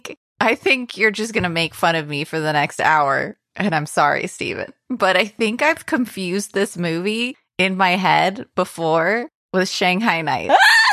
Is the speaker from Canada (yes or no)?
no; Ireland; Why? I'm Irish.